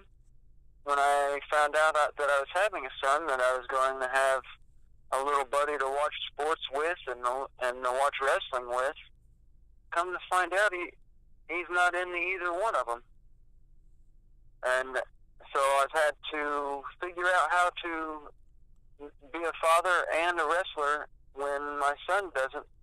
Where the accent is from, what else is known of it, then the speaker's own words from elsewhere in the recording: Indianapolis, Indiana, United States; I'm from Indianapolis, Indiana